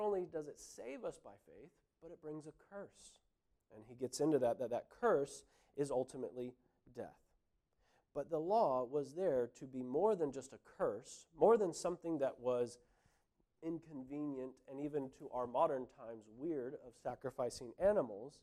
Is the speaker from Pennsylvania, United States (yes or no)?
no; California, United States; moved away as an adult; now in New Zealand; I grew up in California.